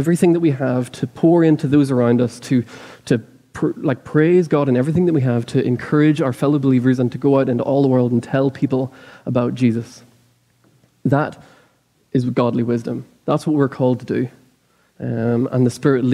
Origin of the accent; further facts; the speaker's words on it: Ireland; now in Lexington, United States; I'm Irish